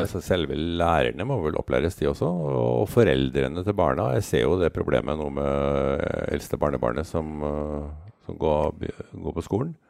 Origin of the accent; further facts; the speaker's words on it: Trøndelag, Norway; jeg er mann fra Trøndelag